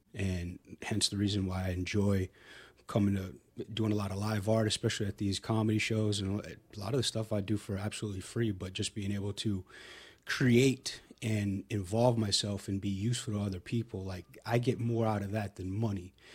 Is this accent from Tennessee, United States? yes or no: no; Hilton Head, South Carolina, United States; now in Austin, United States; I grew up in South Carolina, a little island called Hilton Head.